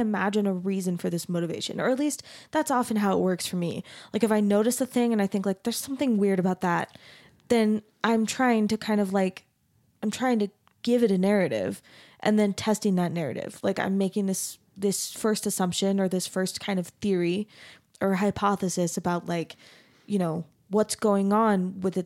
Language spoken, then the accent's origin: English; Arizona, United States; I grew up in Arizona